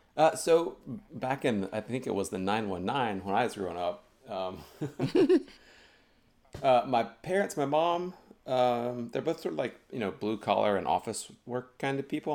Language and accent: English; High Point, North Carolina, United States; moved away as an adult; also born or lived in Greensboro, North Carolina; now in Boston, United States; I was born in High Point, North Carolina